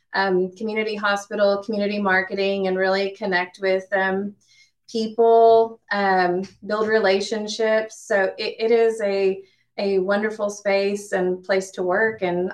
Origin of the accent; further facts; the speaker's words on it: Texas, United States; moved away as an adult; now in Gallatin, United States; I'm originally from Texas